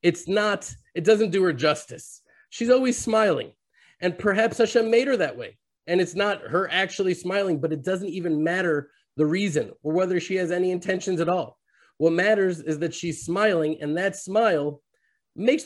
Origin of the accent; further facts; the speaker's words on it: Houston, Texas, United States; now in Israel; I was born and raised in Houston, Texas